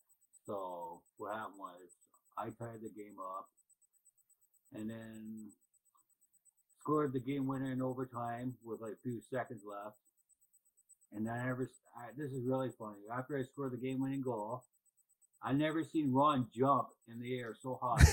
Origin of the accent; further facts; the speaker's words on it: Toronto, Ontario, Canada; now in Peterborough, Canada; this time in my hometown. Mm-hmm. I was born there in Toronto.